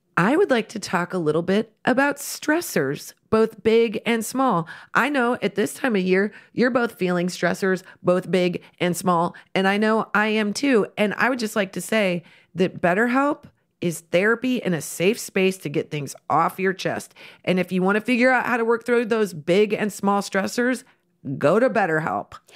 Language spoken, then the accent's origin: English; Central City, Nebraska, United States; when I was growing up in Central City